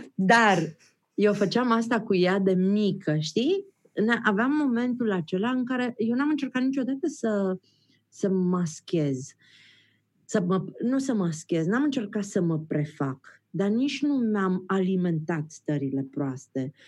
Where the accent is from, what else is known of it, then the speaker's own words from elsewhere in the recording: Transylvania, Romania; Eu sunt ardeleancă